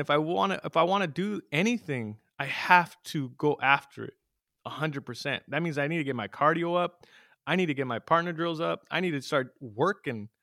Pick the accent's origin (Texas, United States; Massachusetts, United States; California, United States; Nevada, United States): California, United States; San Jose; moved away as an adult; now in Los Banos, United States; I grew up in San Jose